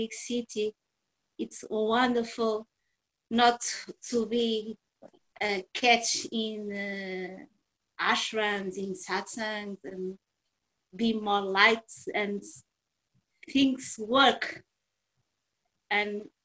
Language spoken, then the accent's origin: English; Portugal; we are from Portugal